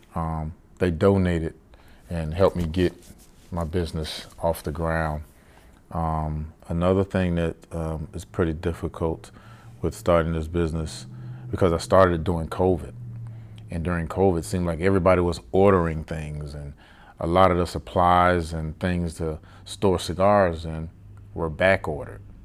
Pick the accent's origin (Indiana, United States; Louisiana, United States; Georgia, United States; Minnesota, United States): Georgia, United States; Savannah; moved away as an adult; born and raised in Savannah, Georgia